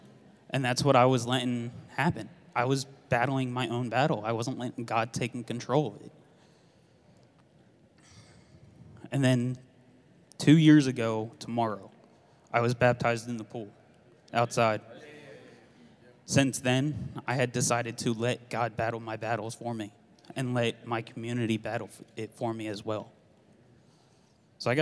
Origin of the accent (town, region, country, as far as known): Philadelphia, Pennsylvania, United States; born or raised there; now in Tulsa, United States